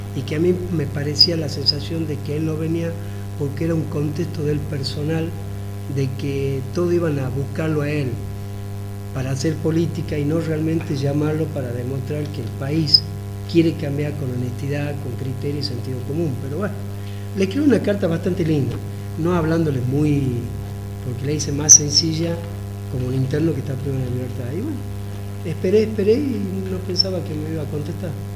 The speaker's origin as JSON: {"language": "Spanish", "country": "Argentina", "said": "todos los argentinos"}